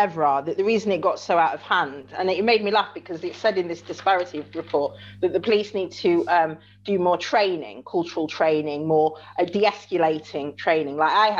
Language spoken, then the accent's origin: English; Chesterfield, East Midlands, United Kingdom; I'm only from Chesterfield in Derbyshire.